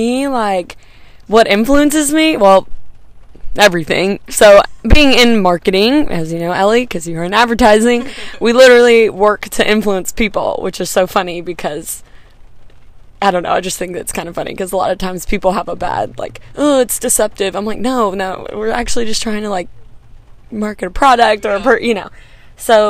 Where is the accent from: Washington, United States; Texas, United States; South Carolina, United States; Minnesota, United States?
Texas, United States; McKinney; I'm from McKinney, so in the Dallas area, and just like a Dallas native